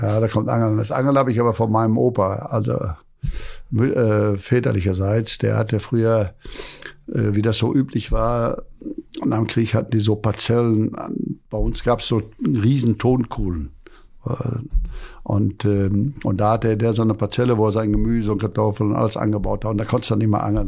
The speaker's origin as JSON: {"language": "German", "town": "Hamm", "region": "North Rhine-Westphalia", "country": "Germany", "tie": "born or raised there", "moved": "yes", "said": "bei uns in Hamm im Park, wo ich da geboren bin"}